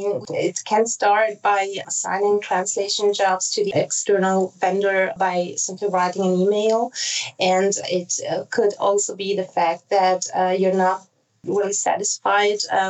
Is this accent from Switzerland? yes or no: yes; Basel, Basel-Stadt, Switzerland; first language Italian and German; English is a second language; also born or lived in Zurich, Switzerland; I was born in Switzerland and grew up here first in Basel, and then I moved to Zurich